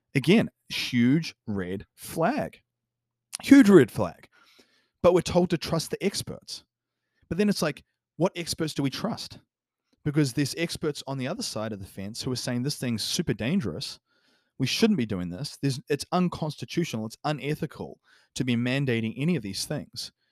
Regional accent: New Zealand; New Zealand, for example, my home country

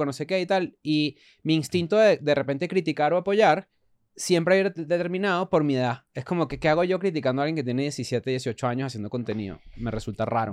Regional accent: Venezuela; now in Mexico; somos venezolanos

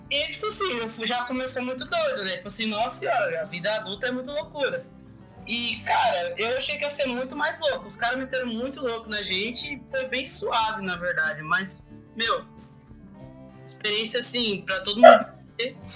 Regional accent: Luanda, Luanda Province, Angola; now in Maringá, Brazil; Sou de Luanda, mas vivo em Maringá já faz uns seis anos.

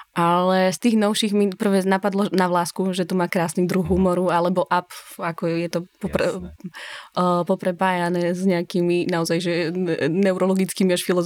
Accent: Bratislava, Bratislava Region, Slovakia; moved away; som bola zvyknutá primárne na bratislavský kontext, lebo som z Bratislavy

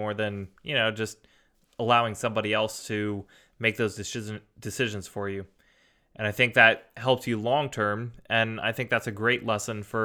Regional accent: Alaska, United States; I'm actually from Alaska

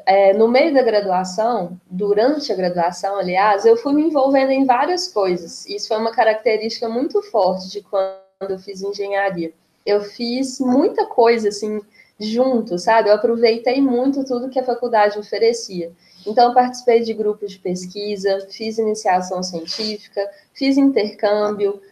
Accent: Itabira, Minas Gerais, Brazil; also born or lived in Viçosa / Pará; eu sou de Itabira, então, que é uma cidade muito mineradora, tem uma presença grande da Vale aqui, então eu cresci nesse universo

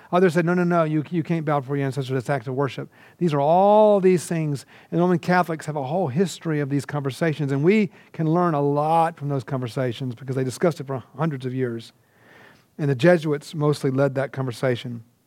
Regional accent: Georgia, United States; moved away as an adult; also born or lived in India; I grew up in Georgia.

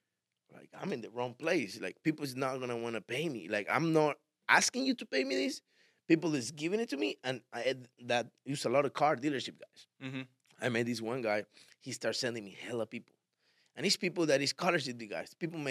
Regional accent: Miami, Florida, United States; And I liked it in a way because I come from Miami, man. You know, I'm used to all this.

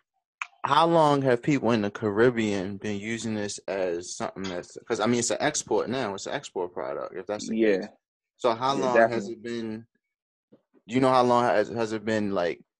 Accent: Baltimore, Maryland, United States; I'm from the West

